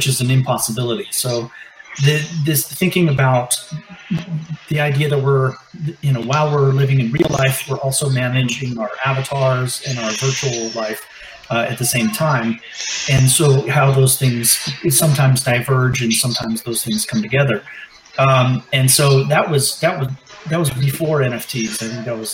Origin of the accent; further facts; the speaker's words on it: Northern California, United States; moved away as an adult; also born or lived in Claremont, California; now in Los Angeles, United States; I'm from Northern California originally. I came down to Claremont for grad school